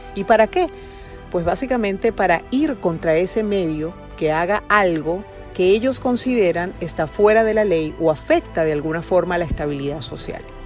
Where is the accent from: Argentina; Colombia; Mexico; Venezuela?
Venezuela; mi país